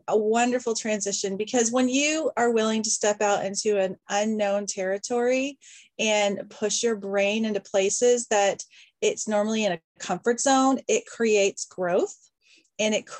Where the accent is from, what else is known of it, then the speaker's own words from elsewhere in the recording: the South, United States; moved away; also born or lived in upstate New York; I grew up in the South.